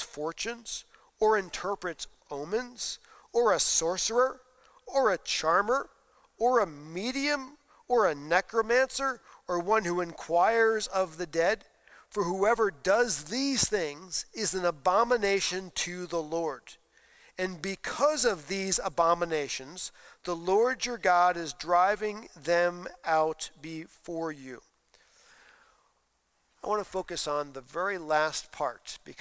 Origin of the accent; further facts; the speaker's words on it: East Coast, United States; now in Iowa, United States; I grew up on the East Coast. In the East Coast, Halloween was much darker than it is here in the Midwest.